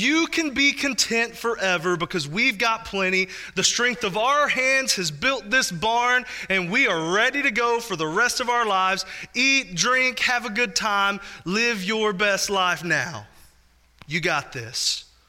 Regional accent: Spurger, Texas, United States; in 2005, Hurricane Rita went directly over my hometown

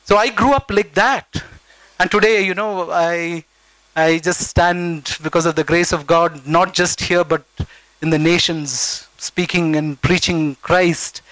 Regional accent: Bangalore, Karnataka, India; I grew up in the Vibhutipura village

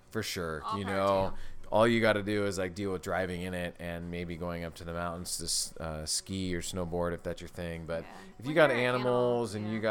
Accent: California, United States; now in Indiana, United States; Yeah, I came from California to Indiana.

